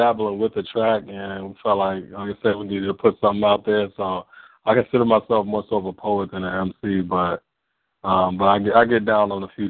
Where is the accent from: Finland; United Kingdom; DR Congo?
DR Congo; Like I said in the track, I'm from the Congo, so we see thickness as a sign of beauty.